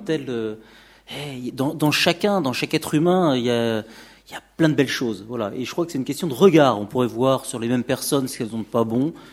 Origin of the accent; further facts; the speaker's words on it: France; Mes parents sont tous les deux étrangers. Je suis né en France